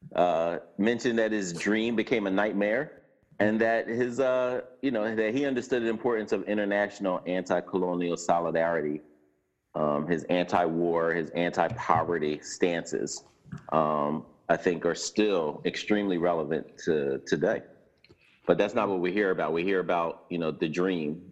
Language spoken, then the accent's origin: English; Philadelphia, Pennsylvania, United States; West Philadelphia, born and raised